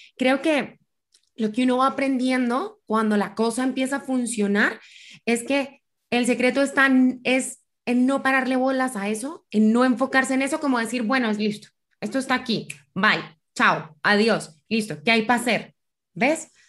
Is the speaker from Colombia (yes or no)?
yes; Colombia; moved away as an adult; also born or lived in Buenos Aires, Argentina; Yo soy colombiana